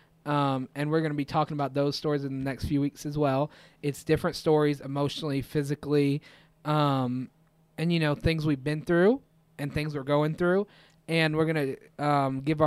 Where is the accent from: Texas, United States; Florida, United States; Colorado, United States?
Florida, United States; Apopka; I'm from Apopka